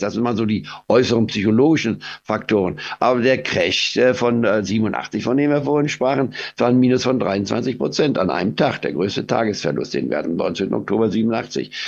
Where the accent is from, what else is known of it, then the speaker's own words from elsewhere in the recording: Goslar, Lower Saxony, Germany; also born or lived in Leipzig; now in Spain; obwohl ich in Leipzig geboren war, aber wir waren frühzeitig schon aus Leipzig weggegangen in den Harz und bin dann in Goslar am Harz